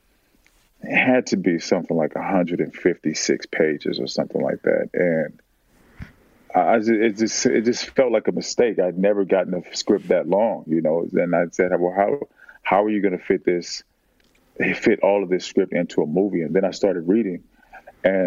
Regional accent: Oakland, California, United States; I lived in and grew up in West Oakland

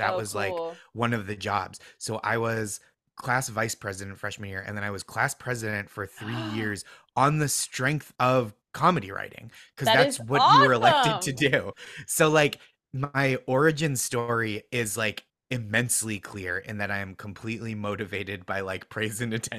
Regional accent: Massachusetts, United States; Yeah, I'm from, so I grew up just outside Boston in the suburbs

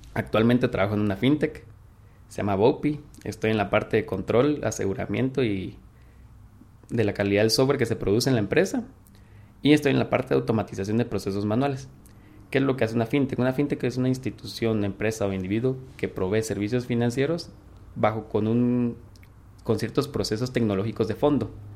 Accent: Quetzaltenango, Guatemala; soy de Shela, tengo 22 años.

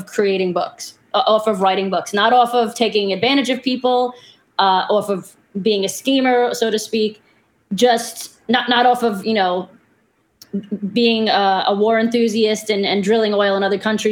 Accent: New York City, New York, United States; also born or lived in Florida; I'm from Brooklyn.

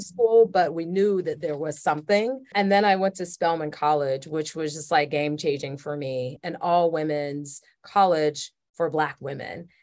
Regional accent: Atlanta, Georgia, United States; I grew up in Atlanta, Georgia in the seventies and eighties

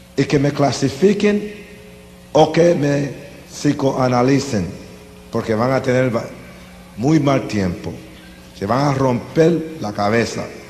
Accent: Las Piedras, Puerto Rico; Yo soy puertorriqueño. Nací aquí en Puerto Rico en un lugar humilde pequeño llamado Las Piedras, entre Humacao y Junco.

